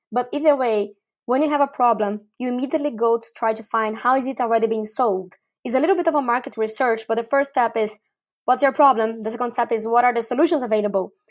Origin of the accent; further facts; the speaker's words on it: Brazil; moved away as an adult; also born or lived in Mauritius / Argentina / Chile / Uruguay; now in Malaysia; I'm originally from Brazil, and I first lived abroad when I went to Mauritius